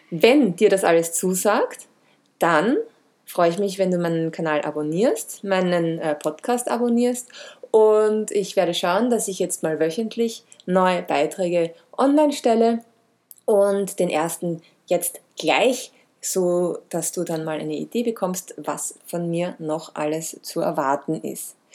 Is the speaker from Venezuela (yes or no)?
no; Vienna, Austria; Geboren und aufgewachsen bin ich in Wien